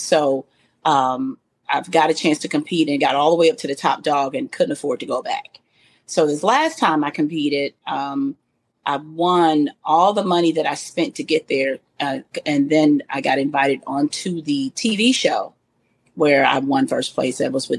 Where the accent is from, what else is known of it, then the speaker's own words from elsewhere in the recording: Little Rock, Arkansas, United States; I'm from Little Rock, Arkansas. I'm a vocalist.